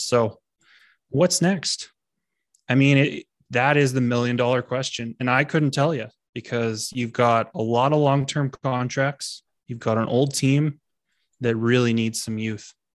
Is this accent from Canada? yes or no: yes; Canada; we're Canadian people